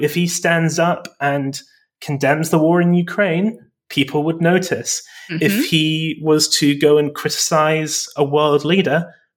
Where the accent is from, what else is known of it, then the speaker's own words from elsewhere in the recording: England, United Kingdom; I grew up in Britain, in England